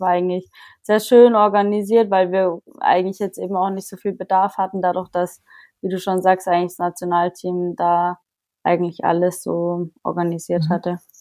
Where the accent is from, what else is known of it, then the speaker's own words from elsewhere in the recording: Germany; auf dem Bodensee nahe meiner Heimat